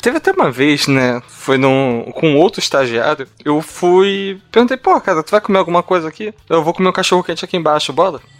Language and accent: Portuguese; Rio de Janeiro, Brazil; Todos aqui somos cariocas